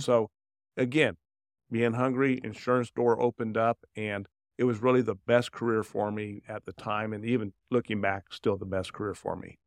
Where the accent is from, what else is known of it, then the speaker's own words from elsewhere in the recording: Indianapolis, Indiana, United States; also born or lived in Dayton, Ohio / Cincinnati, Ohio; I was born in Dayton, Ohio, and we moved here when I was young, uh, from Cincinnati and into Indianapolis area